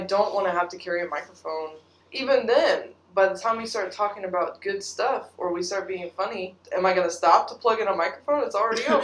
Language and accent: English; United States; we're American